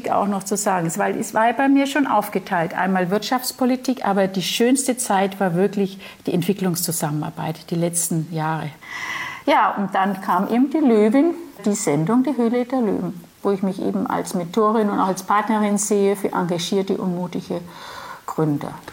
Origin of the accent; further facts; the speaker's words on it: Nuremberg, Bavaria, Germany; born there; Ja, bin geboren in Nürnberg